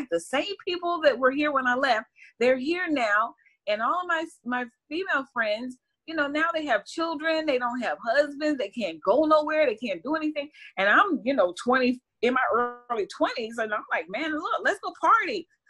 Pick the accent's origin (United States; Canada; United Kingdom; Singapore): United States; Pittsburgh, Pennsylvania; Originally, I'm from Pittsburgh, PA, born and raised.